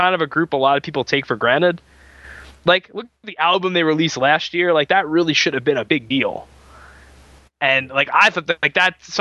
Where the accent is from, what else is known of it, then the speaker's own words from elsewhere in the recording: New York, United States; I'm from New York